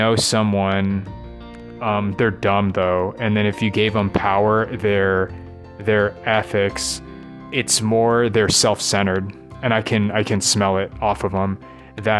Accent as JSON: {"language": "English", "country": "United States", "tie": "born or raised there", "accent": "American English", "first_language": "English", "said": "I grew up American English native"}